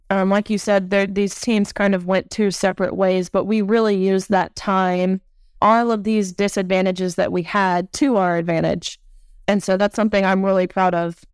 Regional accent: Nashville, Tennessee, United States; my hometown of Nashua, Tennessee

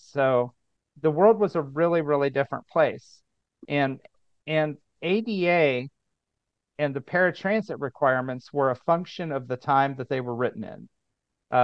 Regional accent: Indiana, United States; moved away as an adult; also born or lived in San Francisco; back in Indiana where I grew up

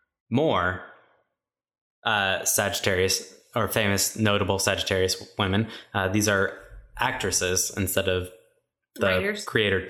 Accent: Boston, Massachusetts, United States; I'm from Boston. Have I never told anybody that?

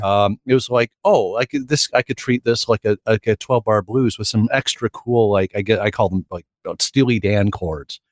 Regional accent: Sarnia, Ontario, Canada; moved away as an adult; also born or lived in Baton Rouge; we came back from Baton Rouge to Sarnia, and I was in Sarnia until I was twenty-two

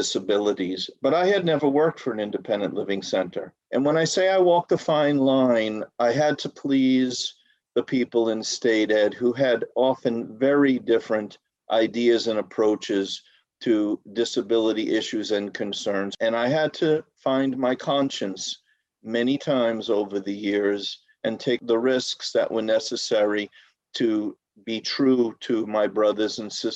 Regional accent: New York City, New York, United States; my earliest childhood growing up in Brooklyn

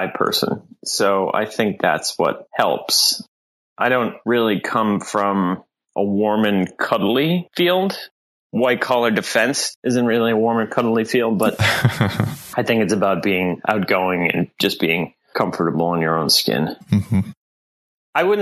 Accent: Southern New Hampshire, United States; now in Boston, United States; I grew up in New Hampshire

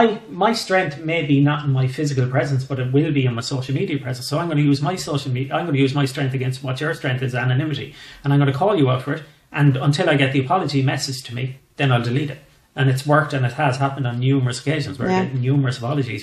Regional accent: west of Ireland, Ireland; accent: West of Ireland

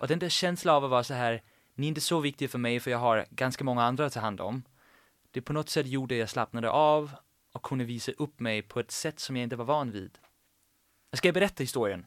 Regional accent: Sorø, Zealand, Denmark; accent: Danish; Swedish is a second language; moved away as an adult; also born or lived in Copenhagen, Denmark; now in Gothenburg, Sweden; Jag växte upp i Sorö. Det är en by på 30 000 invånare i mitt på Källen, en timme från Köpenhamn.

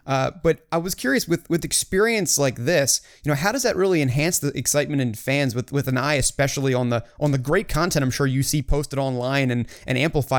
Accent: Baltimore, Maryland, United States; being born and raised in Baltimore

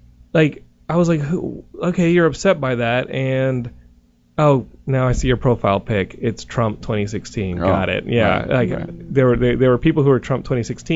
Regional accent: Texas, United States; I'm from Texas

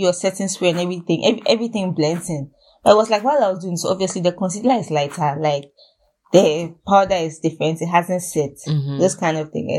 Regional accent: Ghana; accent: Ghanaian; the Ghanaians do have an accent. We

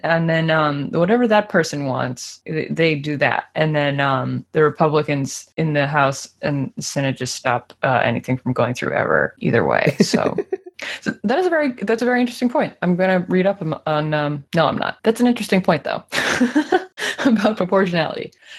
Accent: United States; as an American

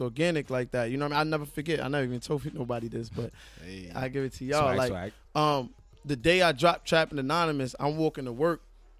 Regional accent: New York City, New York, United States; I'm from Fort Greene.

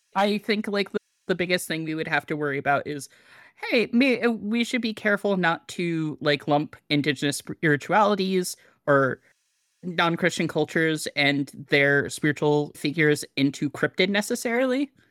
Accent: Hawaii, United States; I was born in Hawaii

